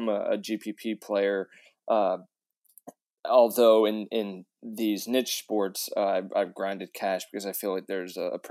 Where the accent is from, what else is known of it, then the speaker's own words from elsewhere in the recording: Indiana, United States; I grew up in Indiana, so I've been playing basketball since I could walk